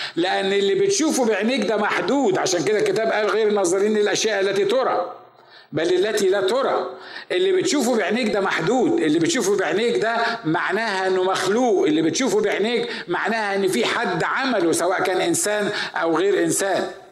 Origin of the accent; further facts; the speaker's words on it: Upper Egypt, Egypt; now in United States; عندنا في الصعيد